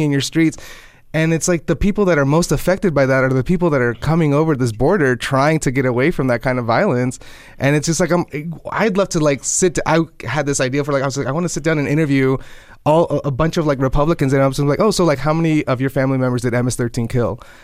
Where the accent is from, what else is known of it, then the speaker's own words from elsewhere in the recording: United States; I was born here.